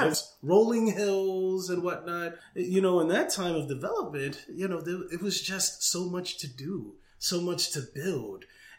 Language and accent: English; New York City, New York, United States; I'm from the Bronx.